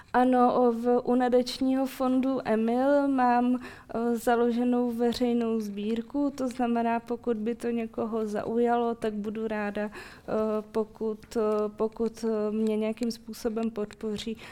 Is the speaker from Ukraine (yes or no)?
yes; Ukraine; also born or lived in Moscow, Russia (birthplace); now in Czech Republic; já pocházím z Ukrajiny a moje rodiče také